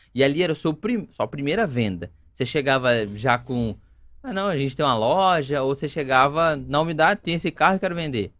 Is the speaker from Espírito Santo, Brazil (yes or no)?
no; Campinas, São Paulo, Brazil; Eu nasci em Campinas também